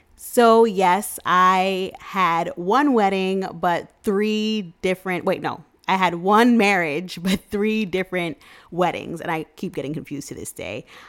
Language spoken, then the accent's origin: English; New York City, New York, United States; I'm from Queens, N Y C, born and raised